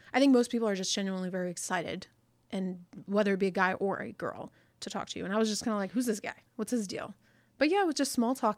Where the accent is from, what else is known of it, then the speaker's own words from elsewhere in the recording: United States; I'm super first generation American, like super first generation is in, in the sense that like I'm the first person that was born